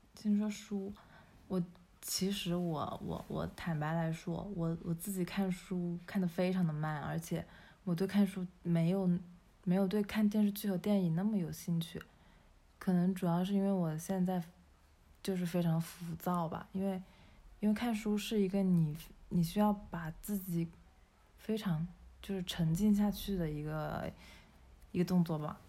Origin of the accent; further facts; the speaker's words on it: China; 我们中国人一直从小到大，从出生以来